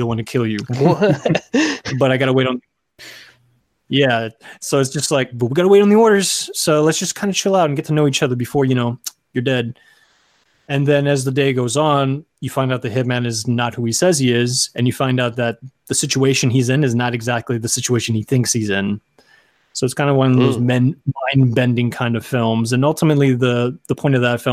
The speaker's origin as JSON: {"language": "English", "area": "Rio Grande Valley", "region": "Texas", "country": "United States", "also_born_or_lived": "San Antonio, Texas", "moved": "as an adult", "lives_now": "Los Angeles, United States", "said": "I come from Texas originally. I come from the Rio Grande Valley"}